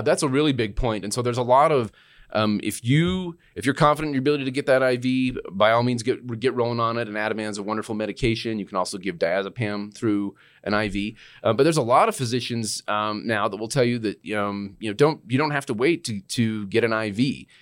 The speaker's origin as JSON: {"language": "English", "region": "Utah", "country": "United States", "also_born_or_lived": "Arizona / New Mexico", "moved": "as an adult", "lives_now": "Albuquerque, United States", "said": "I'm from Utah"}